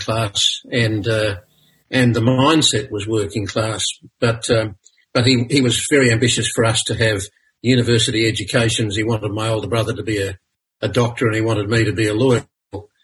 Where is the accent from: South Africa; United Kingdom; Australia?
Australia; Brisbane, Queensland; also born or lived in Monto, Queensland / Stanthorpe, Queensland / Warwick, Queensland; I was born in Brisbane, but we went bush very soon after I was born.